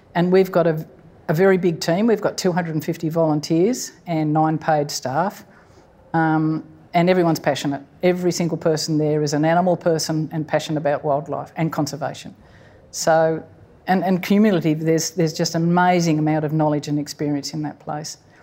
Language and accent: English; Sydney, New South Wales, Australia; now in Port Macquarie, Australia; I grew up in Sydney